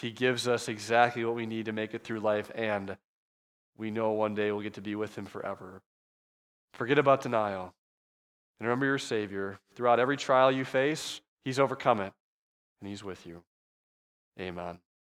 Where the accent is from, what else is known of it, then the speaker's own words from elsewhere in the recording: Midwest, United States; accent: Midwestern; I'm very clearly from the Midwest. You can tell by how we speak.